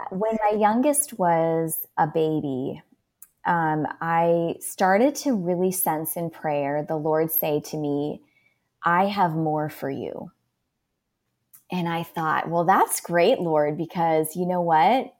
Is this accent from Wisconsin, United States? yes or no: yes; Milwaukee, Wisconsin, United States; moved away as an adult; also born or lived in Steubenville; now in Phoenix, United States; I currently live in Phoenix, um, but I'm a native of Wisconsin, Milwaukee area